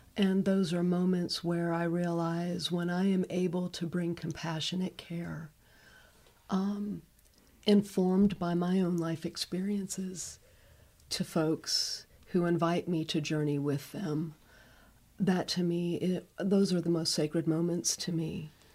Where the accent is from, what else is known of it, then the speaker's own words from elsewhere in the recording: Northeast Ohio, United States; moved away; I grew up in Northeast Ohio